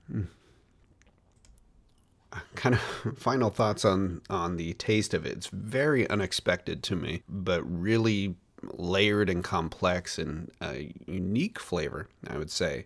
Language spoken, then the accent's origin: English; United States; as an American, I grew up pronouncing Moschino as Maraschino